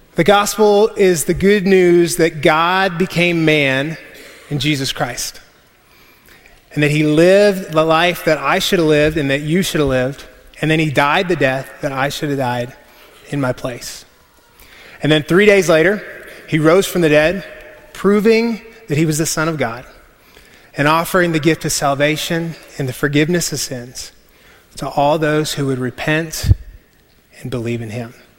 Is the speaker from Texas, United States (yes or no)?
yes; West Texas, United States; we're from West Texas